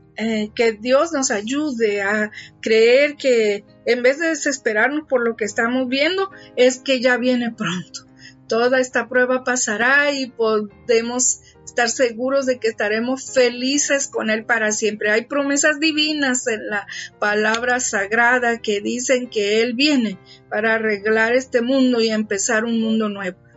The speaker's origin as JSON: {"language": "Spanish", "region": "Tabasco", "country": "Mexico", "said": "un río de aquí de mi tierra"}